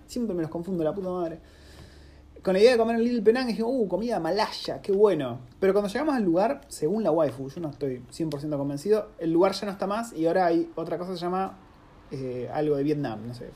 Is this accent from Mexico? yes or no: no; Argentina; moved away; uno como argentino